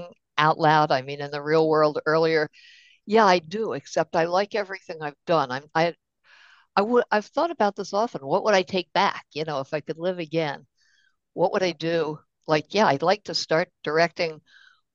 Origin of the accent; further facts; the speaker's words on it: Baltimore, Maryland, United States; I'm from Baltimore. I grew up during the 60s.